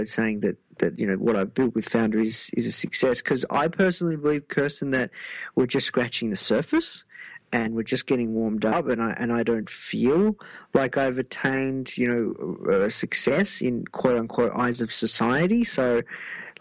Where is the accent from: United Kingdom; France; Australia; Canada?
Australia; Melbourne, Victoria; I'm from Melbourne